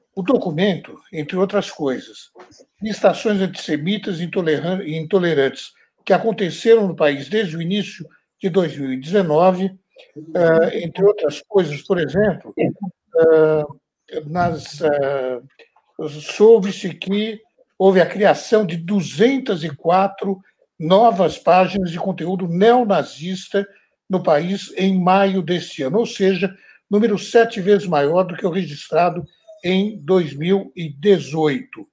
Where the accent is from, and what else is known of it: Brazil; now in France